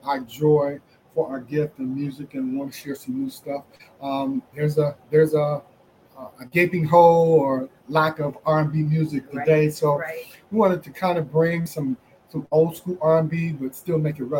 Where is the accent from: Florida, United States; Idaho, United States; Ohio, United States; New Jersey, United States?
Ohio, United States; Cleveland; now in Atlanta, United States